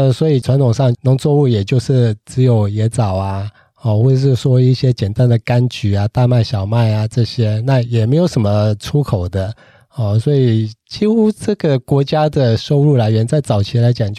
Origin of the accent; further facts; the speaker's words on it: Taiwan; 那所以对我们台湾人来讲的话，可能